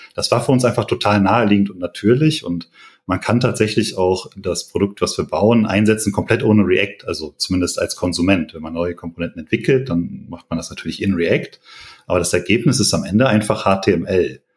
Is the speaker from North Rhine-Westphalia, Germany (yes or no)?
yes; Paderborn, North Rhine-Westphalia, Germany; moved away as an adult; now in Bonn, Germany; komme aber eigentlich aus Paderborn. Das heißt, bin da aufgewachsen, auch zur Schule gegangen